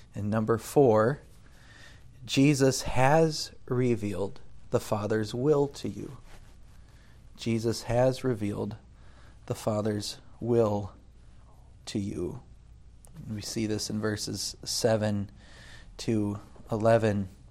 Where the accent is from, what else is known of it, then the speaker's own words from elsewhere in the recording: United States; moved away; as an American